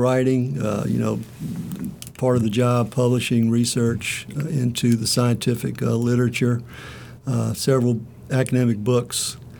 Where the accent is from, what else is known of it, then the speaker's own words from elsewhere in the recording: Louisiana, United States; also born or lived in Oxford, Mississippi; now in Starkville, United States; I, from Louisiana, have moved through the institutions in Mississippi.